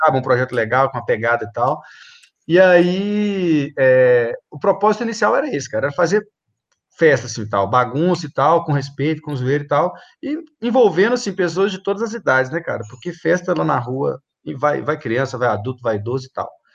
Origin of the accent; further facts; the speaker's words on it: Belo Horizonte, Minas Gerais, Brazil; eu sou nascido e criado na aglomerada da Serra, na Vila Marsola